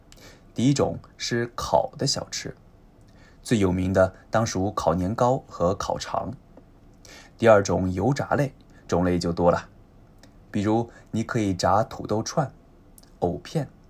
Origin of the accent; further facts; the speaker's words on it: Zhoushan, Zhejiang, China; 聚焦的地域呢，是我的家乡舟山地区，其他地方我也不太懂，没办法说得很细，还请原谅。